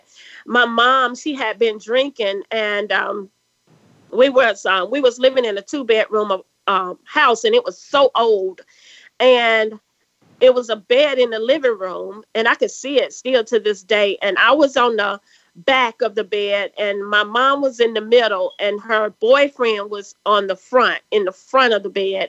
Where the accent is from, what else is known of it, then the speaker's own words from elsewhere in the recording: South Carolina, United States; accent: country; we grew up poor here in the South